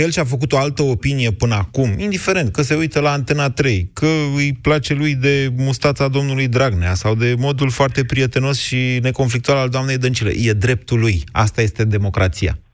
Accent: Oltenia, Romania; eu sunt oltean

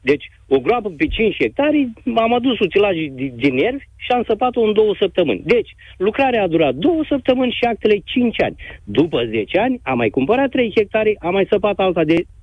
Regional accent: Galați, Galați County, Romania; eu sunt din Galați

